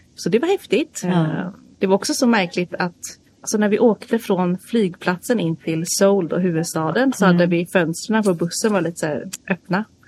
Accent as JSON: {"language": "Swedish", "area": "outside Stockholm", "region": "Stockholm County", "country": "Sweden", "tie": "born or raised there", "also_born_or_lived": "South Korea", "moved": "as an adult", "lives_now": "Gothenburg, Sweden", "said": "jag är uppvuxen utanför Stockholm"}